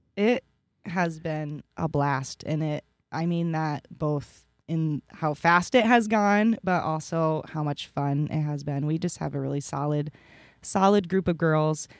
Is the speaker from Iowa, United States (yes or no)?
yes; Reinbeck, Iowa, United States; Born and raised in Rhinebeck, went to Gladberg Reinbach my whole life